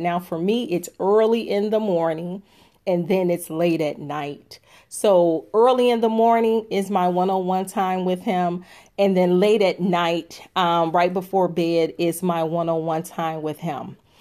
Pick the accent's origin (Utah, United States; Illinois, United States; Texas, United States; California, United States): Illinois, United States; Chicago; I am from Chicago. I am a Southside girl.